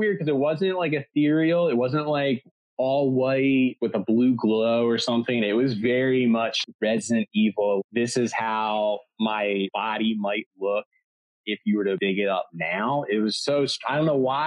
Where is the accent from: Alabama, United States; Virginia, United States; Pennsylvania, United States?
Pennsylvania, United States; Delaware County outside of Philadelphia; I grew up in Delaware County outside of Philadelphia